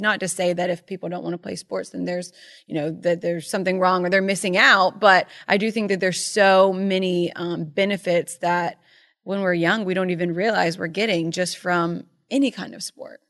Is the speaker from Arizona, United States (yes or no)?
no; Charleston, South Carolina, United States; born or raised there; moved away as an adult; also born or lived in Myrtle Beach / Birmingham; now in Connecticut, United States